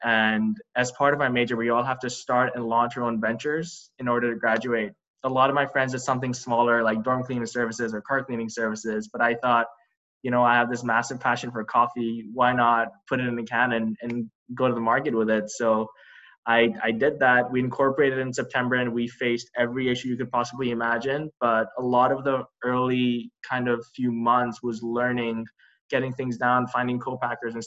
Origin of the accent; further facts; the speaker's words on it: Dubai, United Arab Emirates; moved away as an adult; also born or lived in Boston, United States; now in United States; I was born and raised in Dubai, and back home, I grew up around a really great coffee culture.